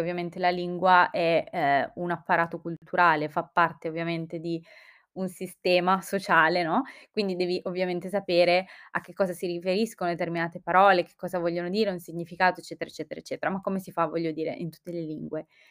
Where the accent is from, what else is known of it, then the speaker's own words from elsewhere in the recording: Calabria, Italy; moved away as an adult; also born or lived in Milan; io sono calabrese e ho fatto il liceo e tutte le scuole giù in Calabria. Dopodiché mi sono trasferita a Milano